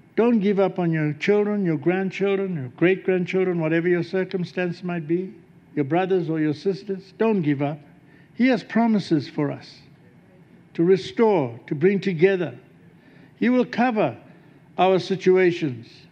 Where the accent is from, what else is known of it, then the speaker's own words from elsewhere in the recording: South Africa; moved away as an adult; also born or lived in Melbourne, Australia; from South Africa